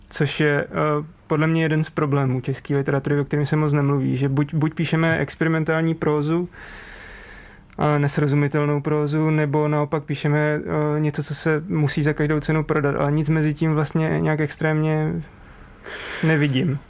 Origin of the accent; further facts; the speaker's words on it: Přerov, Olomouc Region, Czechia; jsem z Přerova